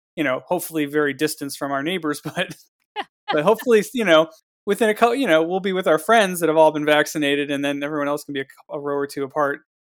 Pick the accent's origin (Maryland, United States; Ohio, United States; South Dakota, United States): Ohio, United States; Cleveland; now in Los Angeles, United States; being from Cleveland